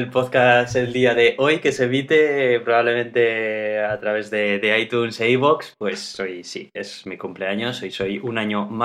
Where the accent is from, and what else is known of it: Bilbao, Basque Country, Spain